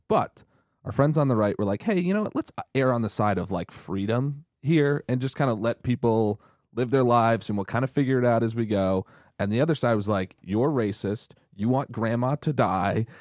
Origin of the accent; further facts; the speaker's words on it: New England, United States; I grew up in in New England